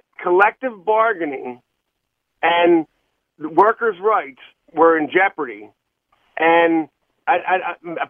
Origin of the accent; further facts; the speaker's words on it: Philadelphia, Pennsylvania, United States; I grew up in the Oxford Circle